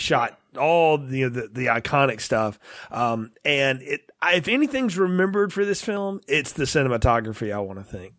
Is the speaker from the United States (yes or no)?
yes; United States; I grew up in America